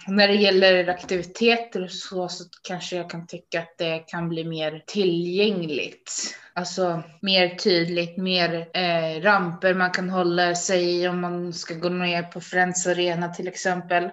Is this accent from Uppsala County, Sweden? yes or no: yes; Uppsala, Uppsala County, Sweden; jag kommer ifrån Uppsala